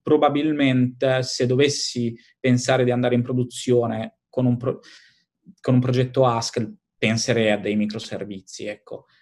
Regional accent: Italy; moved away as an adult; now in London, United Kingdom

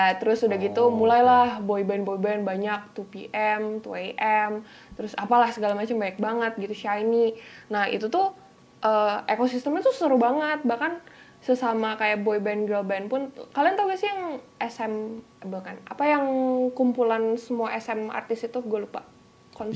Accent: Bali, Indonesia; accent: Balinese; dulu gue gedenya kan di Bali

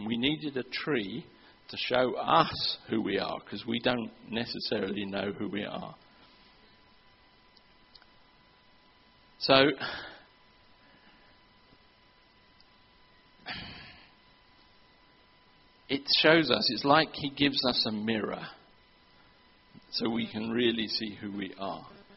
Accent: England, United Kingdom; moved away; I'm from England

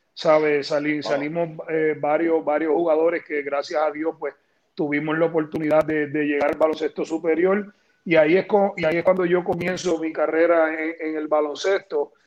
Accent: San Juan, Puerto Rico; yo nací en Santurce

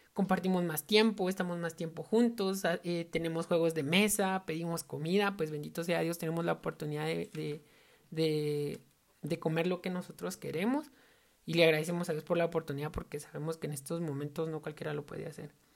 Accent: Totonicapán, Guatemala; yo soy de Totonicapán

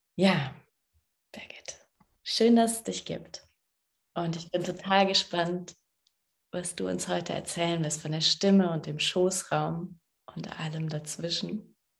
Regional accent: Saarbrücken, Saarland, Germany; moved away; in meiner Heimatstadt

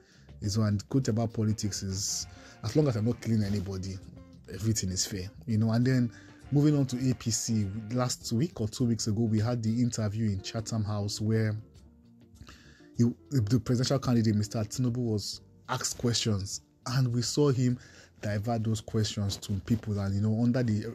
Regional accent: Nigeria; I have seen myself as a Nigerian first, who loves Nigeria

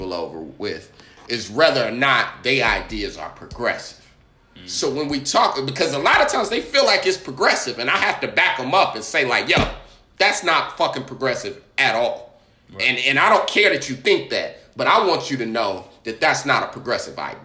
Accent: Indiana, United States; As a child growing up in Indiana

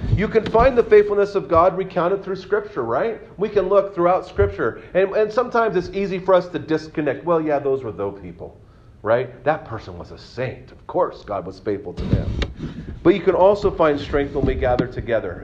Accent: Santa Cruz, California, United States; moved away; I was born in Santa Cruz

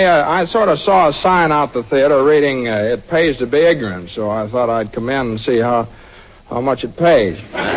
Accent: Indiana, Pennsylvania, United States; Indiana, Pennsylvania.

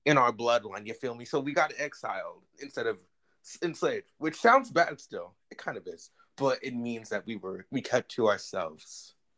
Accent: New Jersey, United States; I'm from New Jersey.

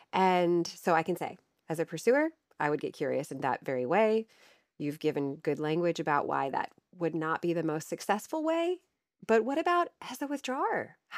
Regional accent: Ohio, United States; People will probably hear in my voice that I don't have the same type of accent as you. I am from Ohio. I am from Northern Ohio, where Cedar Point is.

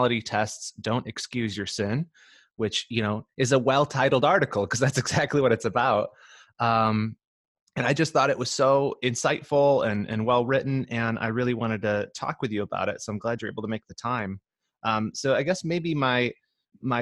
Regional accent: Michigan, United States; now in Southern California, United States; We're from Michigan originally, and we're living in Southern California now

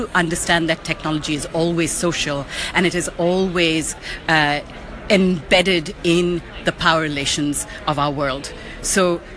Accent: India; now in United States; I'm from India and currently live in the USA.

